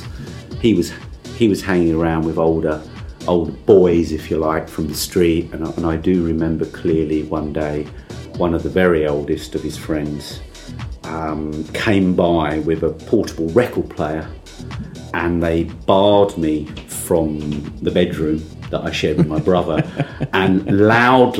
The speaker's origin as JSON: {"language": "English", "area": "Essex coast", "region": "East of England", "country": "United Kingdom", "tie": "born or raised there", "said": "I was going to sleep listening to Radio Caroline because I grew up on the Essex coast"}